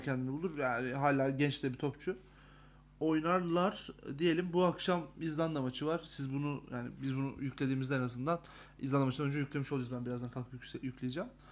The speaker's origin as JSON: {"language": "Turkish", "region": "İzmir", "country": "Turkey", "tie": "born or raised there", "moved": "yes", "said": "Memleketime İzmir'ime gittiğim için mutluyum."}